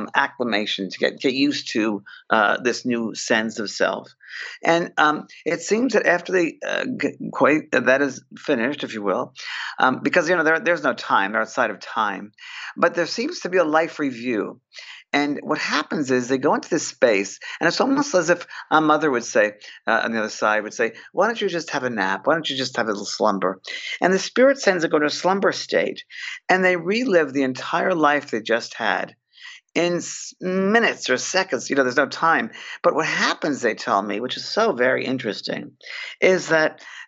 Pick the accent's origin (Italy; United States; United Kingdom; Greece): United States; New York; I'm a New Yorker, a cynical New Yorker, very down to earth